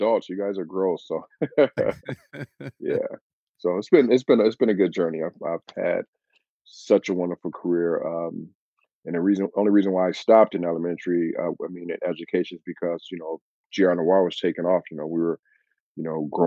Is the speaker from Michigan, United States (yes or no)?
yes; Benton Harbor, Michigan, United States; moved away as an adult; now in Grand Rapids, United States; I'm originally from Benton Harbor, Michigan, which is about hour 15 minutes southwest of here